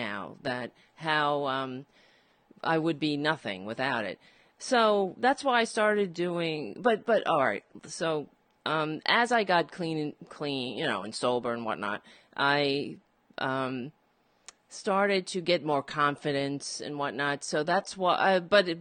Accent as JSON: {"language": "English", "town": "New York City", "region": "New York", "country": "United States", "tie": "born or raised there", "said": "I grew up and on Staten Island, and it is a Republican borough"}